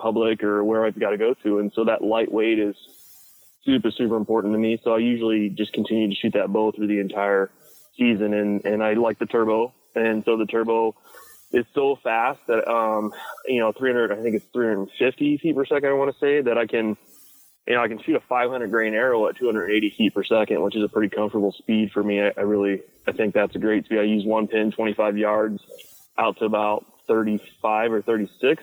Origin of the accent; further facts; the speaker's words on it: Pennsylvania, United States; I grew up in Pennsylvania